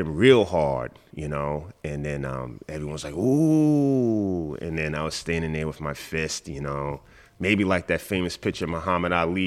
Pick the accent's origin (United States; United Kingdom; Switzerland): United States; New York City, New York; moved away as an adult; also born or lived in Watertown, New York; now in Hong Kong; I grew up in Queens.